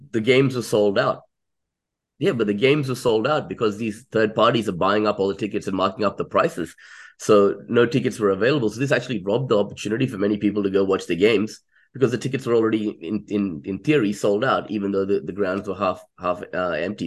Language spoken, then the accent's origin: English; Chennai, Tamil Nadu, India; moved away; I'm originally from Chennai or Madras